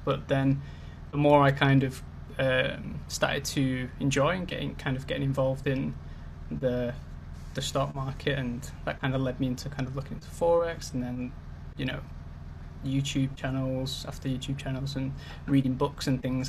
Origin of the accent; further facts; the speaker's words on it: Manchester, North West England, United Kingdom; now in London, United Kingdom; I'm originally from Manchester, up in the north, but I currently live in Greenwich in London